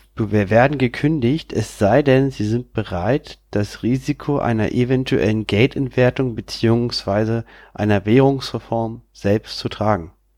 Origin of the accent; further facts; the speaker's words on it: Berlin, Germany; bin wieder in meiner Heimatstadt, in meiner Wohnung